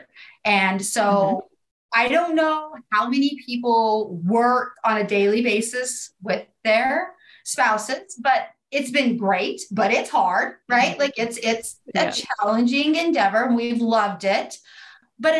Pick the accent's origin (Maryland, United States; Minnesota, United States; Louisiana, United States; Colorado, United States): Colorado, United States; Southeast; I'm from Colorado. I am from Southeast Colorado